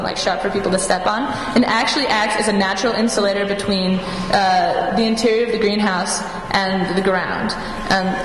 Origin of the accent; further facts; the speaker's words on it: Bloomington, Minnesota, United States; I'm a first year from Bloomington, Minnesota